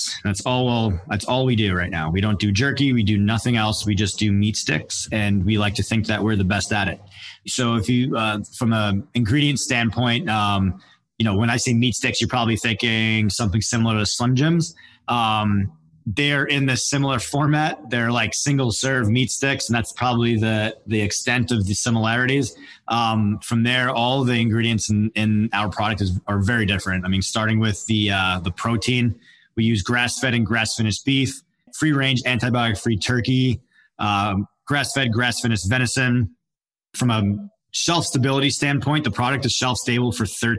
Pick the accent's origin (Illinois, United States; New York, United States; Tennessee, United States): New York, United States; Long Island; moved away as an adult; also born or lived in West Palm Beach, Florida; I was born and raised in Long Island, New York, had 3 sisters